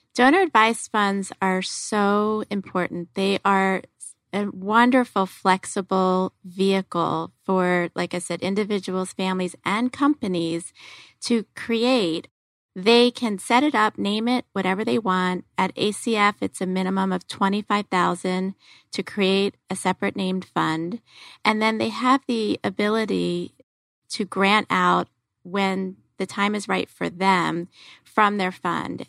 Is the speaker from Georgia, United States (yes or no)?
no; Philadelphia, Pennsylvania, United States; moved away; I'm from Philadelphia, and I was actually born, raised, college, law school, all in Philadelphia